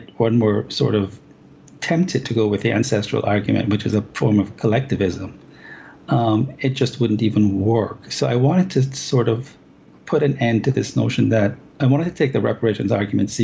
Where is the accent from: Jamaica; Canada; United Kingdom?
Jamaica; moved away as an adult; now in United States; I was born and raised in Jamaica. I came to America when I was around 20